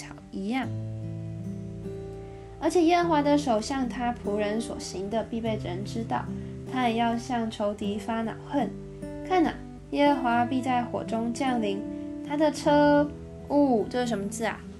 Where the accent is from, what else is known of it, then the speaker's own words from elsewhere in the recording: Changhua County, Taiwan; also born or lived in Neihu, Taipei; now in Taipei, Taiwan; 我一直称为我是彰化人，但其实我在台北住了很久。